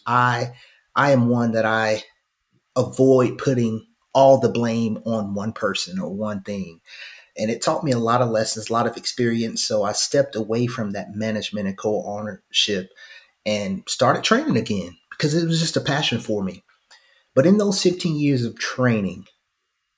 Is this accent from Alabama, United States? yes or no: yes; Phenix City, Alabama, United States; also born or lived in Fort Mitchell, Alabama; now in Birmingham, United States; I'm originally from Phoenix City, Alabama, by way of Fort Mitchell